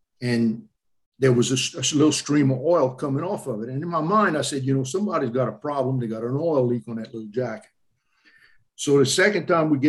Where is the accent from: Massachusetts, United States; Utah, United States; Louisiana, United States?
Louisiana, United States; I'm from Louisiana